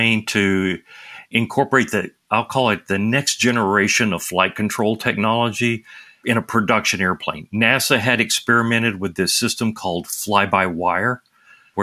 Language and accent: English; Nashville, Tennessee, United States; accent: Southern drawl; moved away as an adult; I grew up in Nashville, Tennessee. So you can hear the Southern drawl inside my voice, even though I moved away from home when I was 18